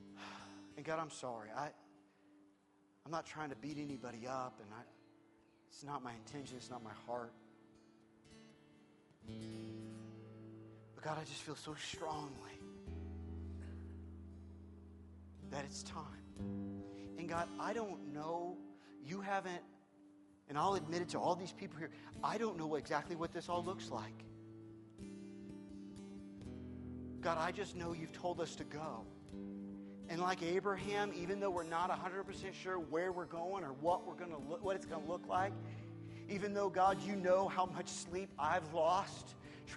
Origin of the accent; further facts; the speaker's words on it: Midwest, United States; moved away; I'm not from here. I'm from the Midwest